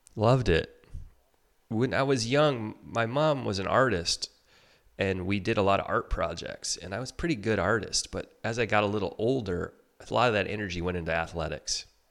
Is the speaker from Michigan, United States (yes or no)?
yes; Detroit, Michigan, United States; I grew up in Michigan, uh, outside Detroit